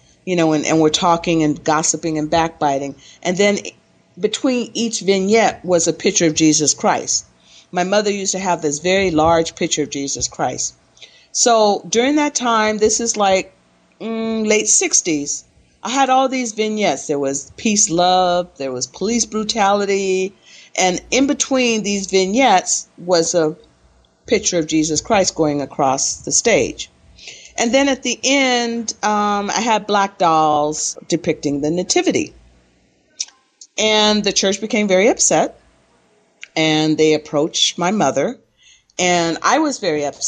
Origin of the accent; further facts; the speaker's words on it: Los Angeles, California, United States; moved away as an adult; also born or lived in Chicago / Belize / Jamaica / Costa Rica; I was born in Chicago, and I lived in Chicago until I was 10 years old. And then in 1963, when I was 10, we moved to Los Angeles. And Los Angeles is actually a place where I consider my hometown.